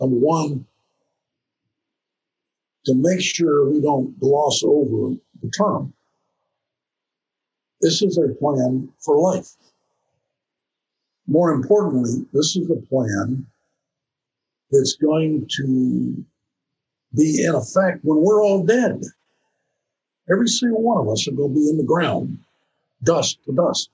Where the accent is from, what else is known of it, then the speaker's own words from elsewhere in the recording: North Carolina, United States; moved away as an adult; I'm from North Carolina, born and raised, okay? I was never out of the state of North Carolina until I went to college